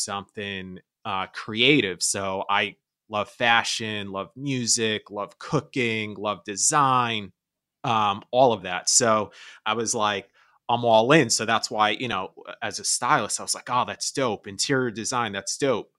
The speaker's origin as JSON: {"language": "English", "region": "New York", "country": "United States", "tie": "born or raised there", "moved": "as an adult", "lives_now": "Los Angeles, United States", "said": "I was born and raised in New York. I've been in LA for about 3 years now"}